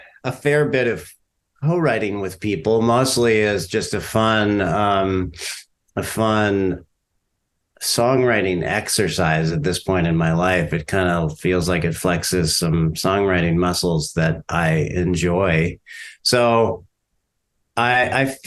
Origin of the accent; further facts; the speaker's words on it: Orange County, Southern California, United States; moved away as an adult; also born or lived in San Francisco, California; now in Durham, North Carolina, United States; I grew up in California. I grew up in Southern California